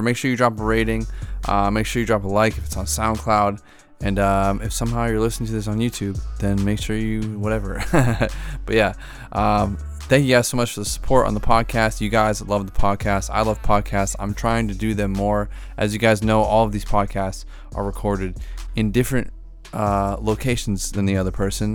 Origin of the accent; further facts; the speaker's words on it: outside of Boston, Massachusetts, United States; I'm from Bo, out Boston, outside of Boston